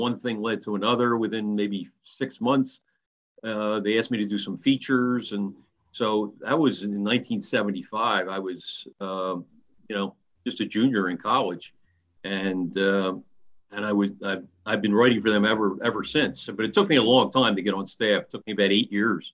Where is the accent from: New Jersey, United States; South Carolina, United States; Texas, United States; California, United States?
New Jersey, United States; Haddon Heights; I grew up in Haddon Heights, New Jersey, a small town in South Jersey